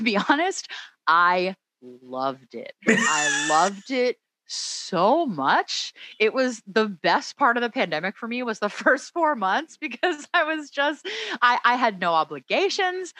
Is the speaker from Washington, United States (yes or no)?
no; Philadelphia, Pennsylvania, United States; moved away as an adult; also born or lived in Oakland, California; now in Los Angeles, United States; I'm from the Philadelphia area. I grew up that's in the Philadelphia right. suburbs